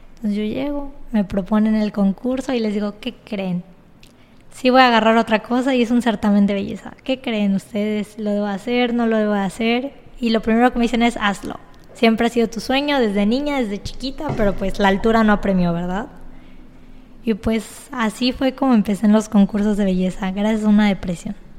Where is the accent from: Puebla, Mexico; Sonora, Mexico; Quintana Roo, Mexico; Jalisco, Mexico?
Quintana Roo, Mexico; Cozumel; yo soy cozumeleña, 100% quintanarroense